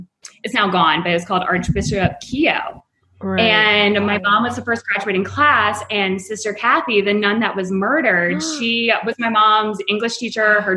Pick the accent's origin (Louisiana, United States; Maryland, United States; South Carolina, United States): Maryland, United States; Baltimore; now in Brooklyn, New York, United States; my house growing up in Baltimore